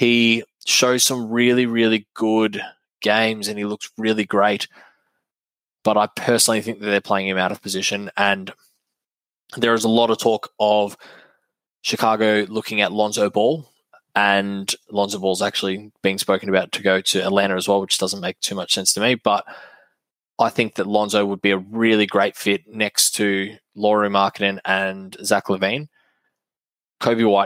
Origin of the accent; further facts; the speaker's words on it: Australia; I'm an Aussie